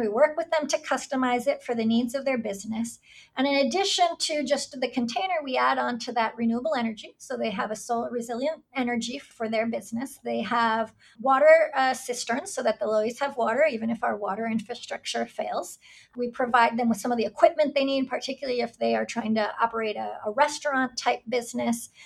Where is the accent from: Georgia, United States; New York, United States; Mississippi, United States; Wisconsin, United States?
New York, United States; moved away as an adult; now in Puerto Rico; I grew up in New York, but my mother is from Puerto Rico.